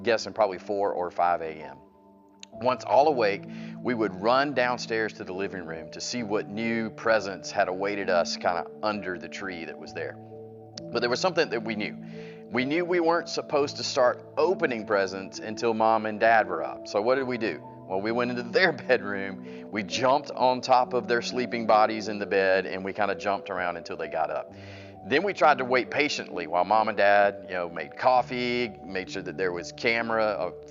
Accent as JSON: {"language": "English", "town": "Atlanta", "region": "Georgia", "country": "United States", "said": "I'm from Atlanta"}